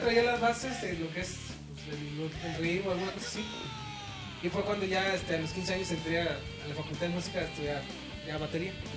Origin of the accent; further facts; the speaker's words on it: Tampico, Tamaulipas, Mexico; moved away as an adult; now in Reynosa, Mexico; nosotros crecimos en Tampico, en su haz de cuenta apenas tenemos 12, 13 años en Reynosa